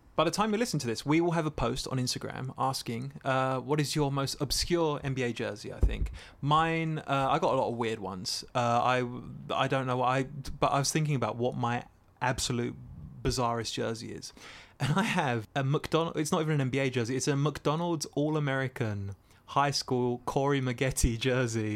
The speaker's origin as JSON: {"language": "English", "area": "Essex", "region": "East of England", "country": "United Kingdom", "said": "I'm from Essex, a place in England"}